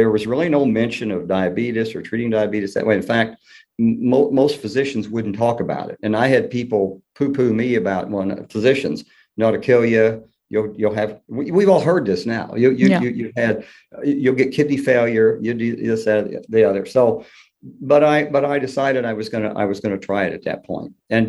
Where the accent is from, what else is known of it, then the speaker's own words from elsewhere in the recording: Kentucky, United States; accent: Southern; And thus my Southern accent, that and the fact that my mother was from Tennessee and my father was from Kentucky.